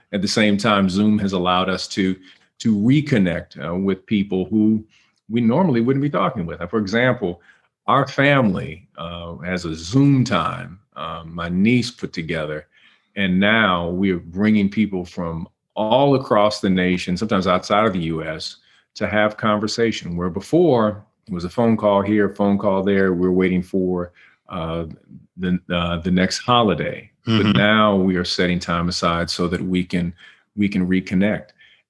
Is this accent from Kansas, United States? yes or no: no; Cleveland, Ohio, United States; I had a crew of people I grew up with in Cleveland.